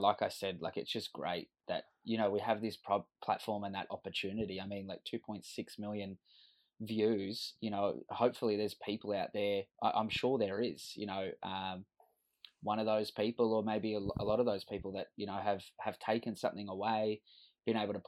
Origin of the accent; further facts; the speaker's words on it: Sydney, New South Wales, Australia; moved away as an adult; now in Cairns, Australia; And I grew up in Western Sydney. I live in Cairns now, but I grew up in Western Sydney.